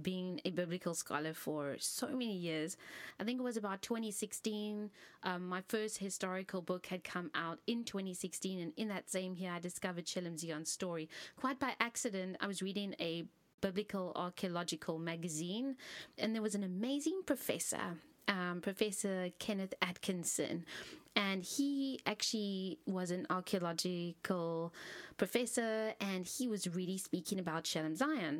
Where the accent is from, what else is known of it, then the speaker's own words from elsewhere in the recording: Cape Town, Western Cape, South Africa; I am from Cape Town, South Africa